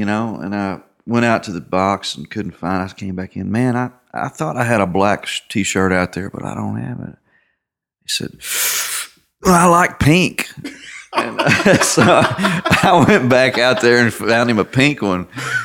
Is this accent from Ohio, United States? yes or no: no; Little Rock, Arkansas, United States; moved away; bringing me to Little Rock, playing my hometown